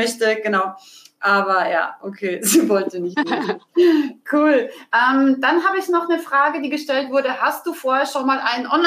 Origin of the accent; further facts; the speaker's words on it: Austria; ich habe als Österreicherin immer gedacht, jetzt gehe ich nach München